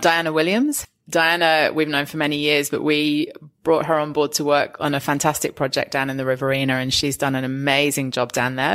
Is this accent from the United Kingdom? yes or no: yes; England, United Kingdom; now in Australia; I'm English